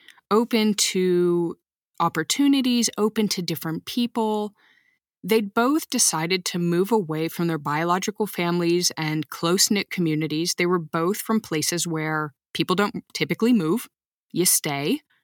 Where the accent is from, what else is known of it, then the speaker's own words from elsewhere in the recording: Texas, United States; growing up in Texas, we gathered the people around us like an adoptive family.